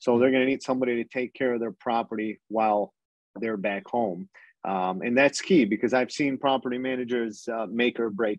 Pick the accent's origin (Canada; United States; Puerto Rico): Canada; You're kind of limited as a Canadian due to both sides of the borders, laws